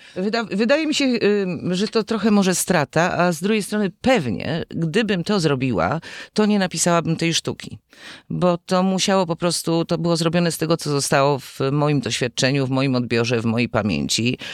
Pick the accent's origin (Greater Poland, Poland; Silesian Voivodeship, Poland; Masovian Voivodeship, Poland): Silesian Voivodeship, Poland; Gliwice; moved away as an adult; now in Kraków, Poland; urodziłam się w Gliwicach i w Krakowie jestem no długo już. Przyjechałam tu na studia i, i zostałam